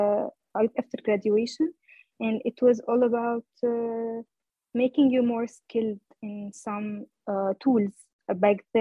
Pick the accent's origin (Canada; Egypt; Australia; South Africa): Egypt; now in Hamburg, Germany; I am from Egypt originally. I'm living currently in Hamburg, Germany.